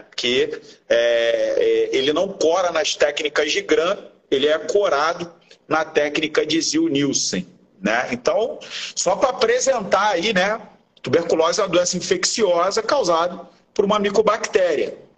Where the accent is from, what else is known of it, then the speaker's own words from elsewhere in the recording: Rio de Janeiro, Brazil; eu e o Áureo, nós somos do Rio de Janeiro, aqui no Rio de Janeiro